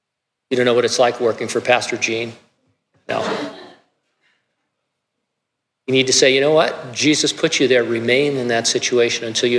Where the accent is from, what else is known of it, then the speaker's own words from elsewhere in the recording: California, United States; God, what were you thinking when I grew up in California? Now I happen to love California.